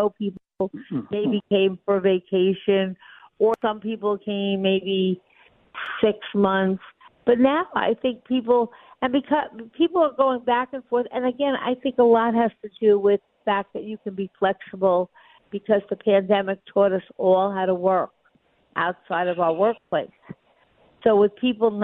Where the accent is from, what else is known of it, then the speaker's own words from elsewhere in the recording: New York, United States; I'm a New Yorker, and I would never want to leave New York.